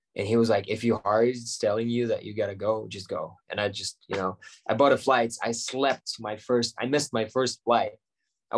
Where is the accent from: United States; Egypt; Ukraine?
Ukraine; Crimea; English is a second language; moved away as an adult; also born or lived in Moscow, Russia / Kyiv, Ukraine; was born in Moscow, but all my life I lived in Crimea and Ukraine